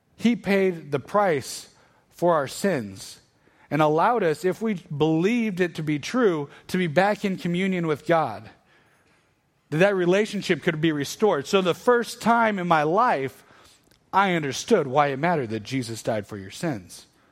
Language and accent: English; Northern Iowa, United States; moved away as an adult; also born or lived in Arkansas; I grew up in Northern Iowa, ended up at the University of Arkansas